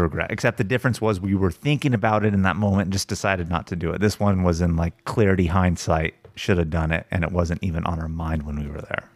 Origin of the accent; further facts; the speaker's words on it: United States; being American